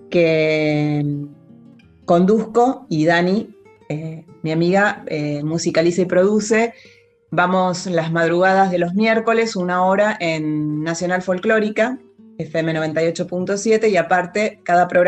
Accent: Entre Ríos, Argentina; born there; now in El Bolsón, Argentina; No, nací en Entre Ríos, ahora vivo en el Bolsón.

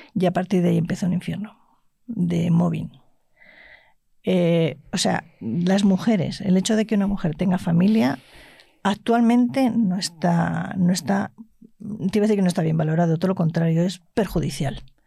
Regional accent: La Rioja, Spain; yo me crié en La Rioja y soy terca

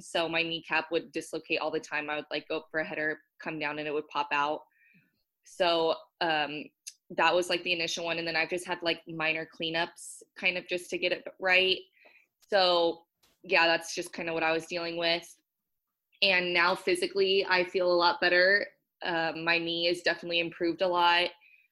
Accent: Southern California, United States; now in Washington, United States; I'm from Southern California, so being on the West Coast has been great too.

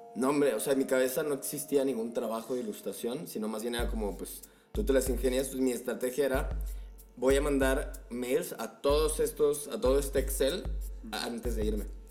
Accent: Guadalajara, Jalisco, Mexico; moved away as an adult; now in Mexico City, Mexico; también soy de una perla, fíjate, güey. la perla tapatía.

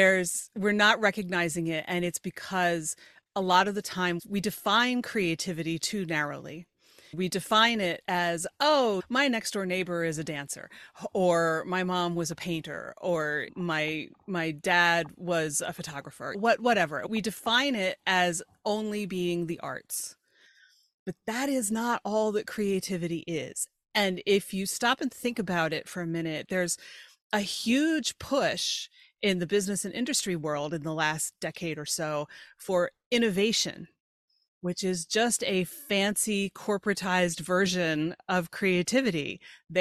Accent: York, Pennsylvania, United States; born or raised there

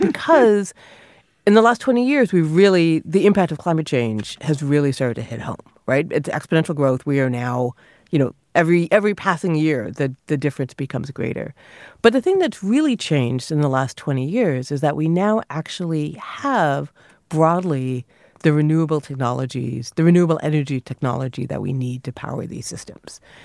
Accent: near Niagara Falls, Ontario, Canada; I grew up near Niagara Falls

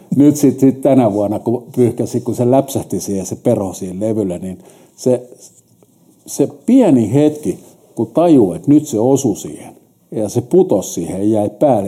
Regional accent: Helsinki, Uusimaa, Finland; mä oon stadin kundi, mä oon syntynyt 59 sinne vanhalle kättärille ja sitten mut kärrättiin sieltä Hertsikaan

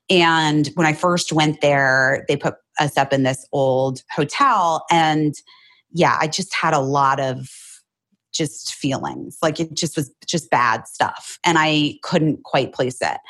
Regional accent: Arizona, United States; moved away as an adult; now in Los Angeles, United States; I grew up in Arizona where everything's brand new

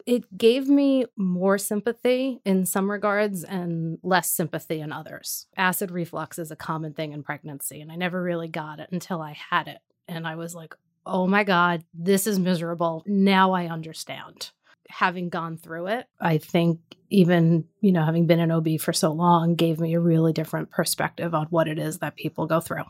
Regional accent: New York City, New York, United States; Born and raised in Staten Island, New York.

